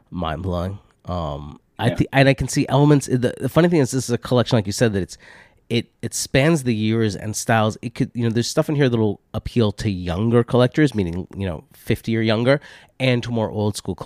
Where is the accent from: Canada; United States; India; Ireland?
United States; Boston, Massachusetts; I grew up with in Boston